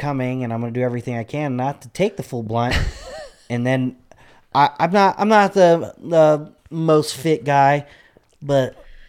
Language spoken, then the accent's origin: English; Albuquerque, New Mexico, United States; Growing up in Albuquerque, like in my teens, it was a shitty place.